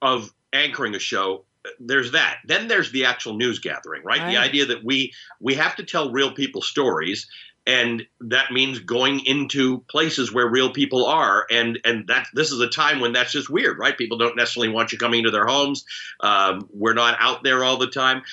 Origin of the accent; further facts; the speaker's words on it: Canada; also born or lived in Kenya; I'm a Kenyan-born Muslim who grew up in Canada